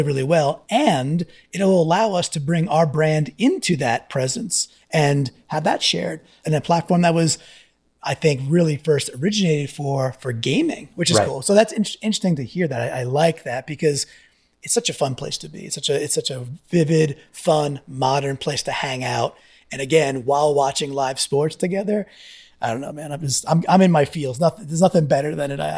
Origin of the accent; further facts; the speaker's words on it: Long Island, New York, United States; As a Long Island kid